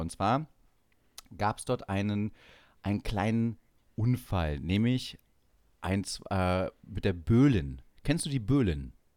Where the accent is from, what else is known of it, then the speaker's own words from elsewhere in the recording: Saxony-Anhalt, Germany; now in Munich, Germany; ich auch aus, selber aus Sachsen-Anhalt komme und nicht ohne Grund in München lebe